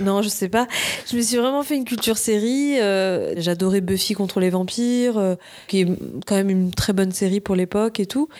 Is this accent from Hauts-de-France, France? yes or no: no; Nice, Provence-Alpes-Côte d'Azur, France; now in Paris, France; là, je vis à Paris. Je viens de Nice à la base.